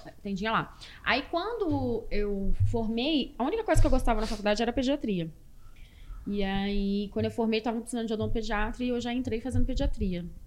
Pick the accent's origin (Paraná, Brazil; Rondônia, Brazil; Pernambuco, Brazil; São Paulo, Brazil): Rondônia, Brazil; Porto Velho; also born or lived in Anápolis, Goiás; Eu sou goiana, nasci em Anápolis, mas eu fui criada em Rondônia, em Porto Velho. Meu pai foi para Rondônia quando eu tinha três anos